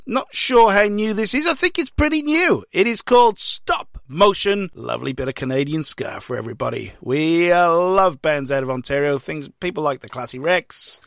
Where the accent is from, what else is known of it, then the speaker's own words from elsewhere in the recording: Welsh, Wales, United Kingdom; now in Victoria, Australia; I'm Welsh